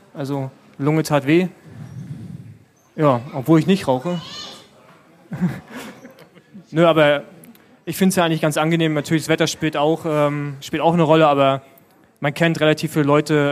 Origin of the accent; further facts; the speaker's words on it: Berlin, Germany; als Berliner